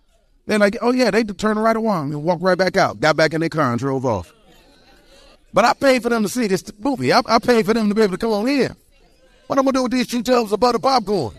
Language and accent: English; Detroit, Michigan, United States; I was born and raised in Detroit, Michigan.